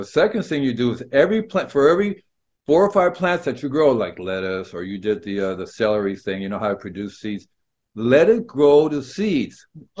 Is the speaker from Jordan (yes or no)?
no; Peru; And it was growing up in Peru in the high altitude.